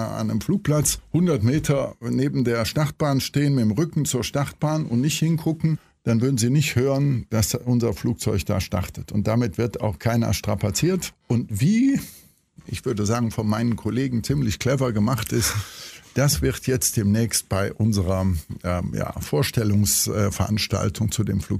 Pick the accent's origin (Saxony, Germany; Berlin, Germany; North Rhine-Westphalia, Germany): North Rhine-Westphalia, Germany; Cologne; also ich bin auch Kölner, haben Sie daraus schon entnehmen können